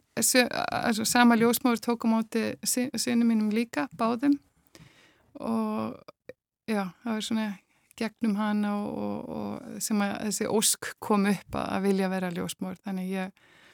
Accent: Iceland; moved away as an adult; also born or lived in Germany; now in Spain; við aðlæst upp á Íslandi

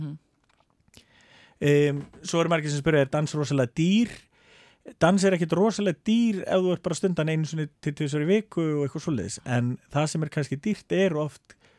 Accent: Akureyri, Northeastern Region, Iceland; also born or lived in Denmark; Ég er fættur upp alveg á Akureyri

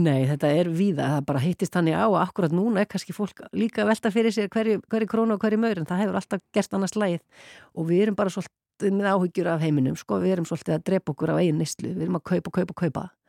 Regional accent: Iceland; ég var svo eina frá Íslandi

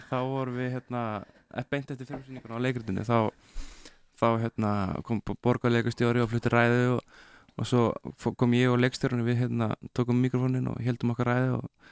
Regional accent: Reykjavík, Capital Region, Iceland; ég er nú bara úr hvað var það, Vesturbænum og Nesunu

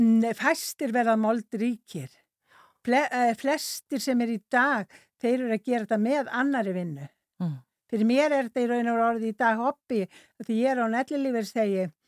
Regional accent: North Iceland, Iceland; also born or lived in Sweden; ég er að norðan

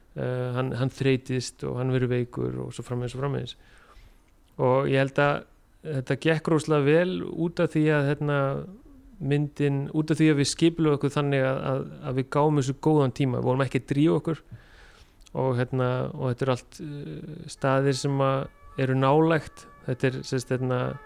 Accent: Iceland; moved away as an adult; also born or lived in Denmark; ég ólst upp á Íslandi

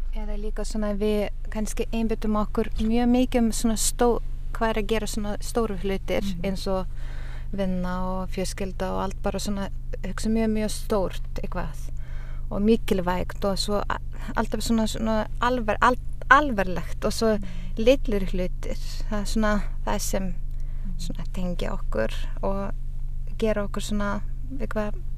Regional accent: Utena, Lithuania; now in Ísafjörður, Iceland; Ég er frá Litáin

